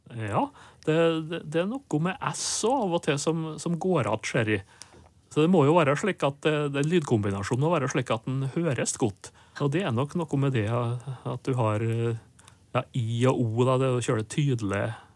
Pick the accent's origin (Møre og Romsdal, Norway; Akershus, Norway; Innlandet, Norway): Møre og Romsdal, Norway; inner Nordmøre; der jeg kommer fra, på indre Nordmøre, der var det porre som var lokkeropet